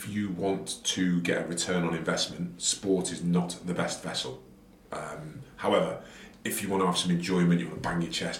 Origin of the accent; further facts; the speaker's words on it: Wigan, North West England, United Kingdom; And I was this kid from Wigan Spirit like this